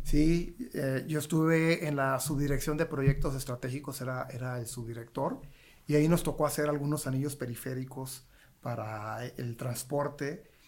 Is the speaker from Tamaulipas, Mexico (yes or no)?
yes; Nuevo Laredo, Tamaulipas, Mexico; Yo soy de Nuevo Laredo, Tamaulipas, yo soy de frontera